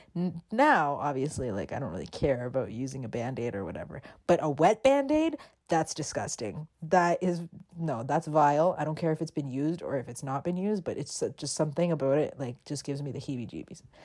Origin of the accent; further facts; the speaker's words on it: Toronto, Ontario, Canada; when I was a kid growing up in Toronto